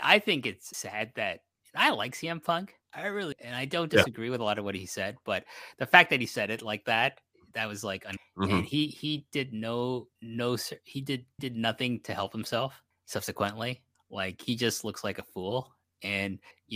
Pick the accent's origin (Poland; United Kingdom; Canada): Canada; I'm from Canada